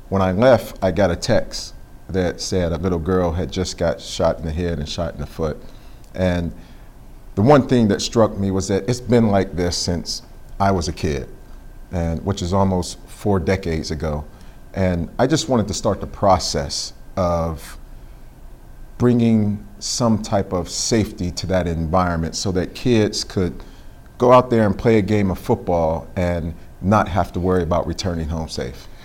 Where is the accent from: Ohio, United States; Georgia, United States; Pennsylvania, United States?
Pennsylvania, United States; Pittsburgh; I don't think my experience was any different than anyone else growing up there.